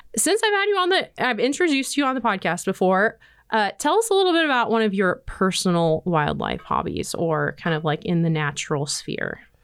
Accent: Nebraska, United States; moved away; I grew up in Nebraska

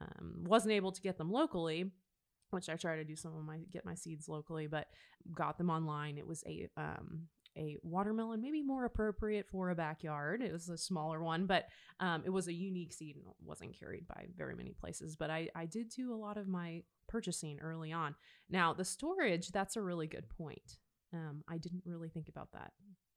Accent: Nebraska, United States; I remember growing up in Nebraska, we did some of that early season gardening.

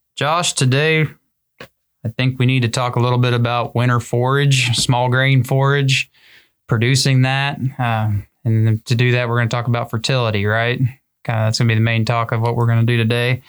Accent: Southern Great Plains, United States; growing up in the Southern Great Plains

